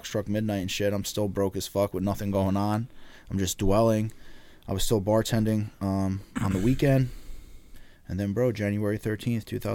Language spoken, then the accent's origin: English; Laurence Harbor, New Jersey, United States; also born or lived in Old Bridge, New Jersey; where I grew up, and you know, I'm from the Jersey Shore